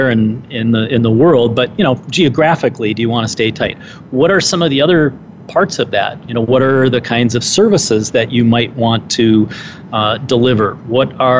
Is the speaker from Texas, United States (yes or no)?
no; Minnesota, United States; the Minnesota Society where I was, you know, that's my home state